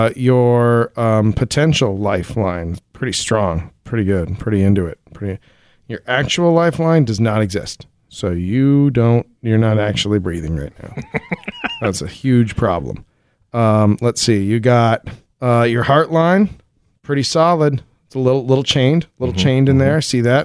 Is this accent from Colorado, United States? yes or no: yes; Colorado Springs, Colorado, United States; I grew up on Saturn Drive in Colorado Springs.